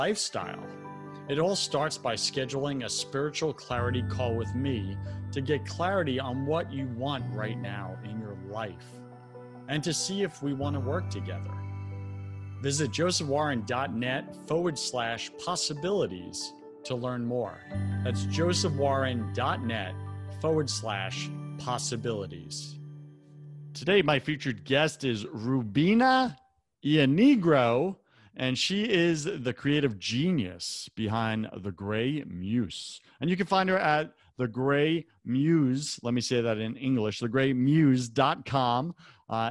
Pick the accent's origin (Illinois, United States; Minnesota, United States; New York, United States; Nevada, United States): New York, United States; I'm from New York